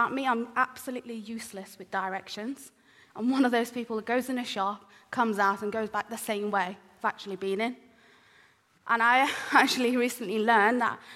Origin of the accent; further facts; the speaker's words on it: Iran; moved away; I was born in the Middle East, in Iran